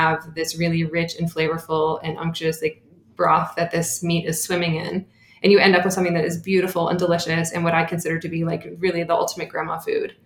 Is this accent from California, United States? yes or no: yes; Bay Area, California, United States; I grew up in the Bay Area